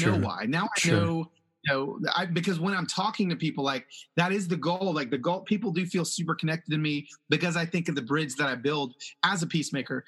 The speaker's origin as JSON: {"language": "English", "town": "Atlanta", "region": "Georgia", "country": "United States", "tie": "born or raised there", "also_born_or_lived": "Los Angeles", "second_language": "English", "said": "I moved as a young child from Los Angeles to Atlanta, and to be a literally I was a Black kid that didn't speak English"}